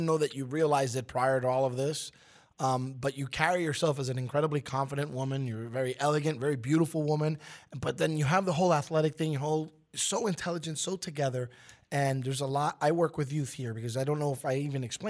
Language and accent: English; New York City, New York, United States; having been born and raised in Brooklyn, New York, I was a Knicks fan.